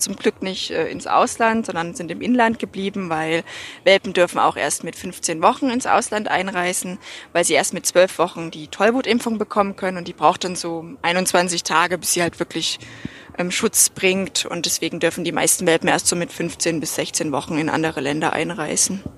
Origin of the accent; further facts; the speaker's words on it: Germany; now in Austria; Ich komme ursprünglich aus Deutschland.